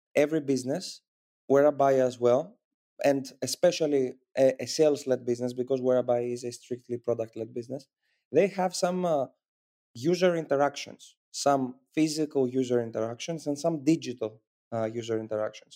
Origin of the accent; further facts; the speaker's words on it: Athens, Attica, Greece; I come from Athens, Greece, and I'm currently based in Athens, Greece